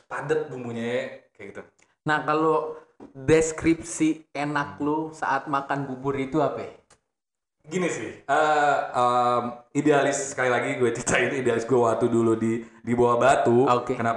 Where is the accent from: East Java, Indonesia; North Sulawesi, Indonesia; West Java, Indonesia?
West Java, Indonesia; Bekasi; gue kan uh, lahir di Bekasi ya, gede-gede yeah. di Bekasi.